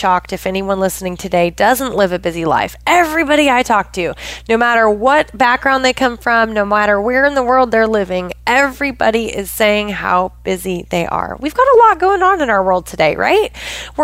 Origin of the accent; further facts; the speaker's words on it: Pacific Northwest of the United States, United States; I grew up in the Pacific Northwest of the United States.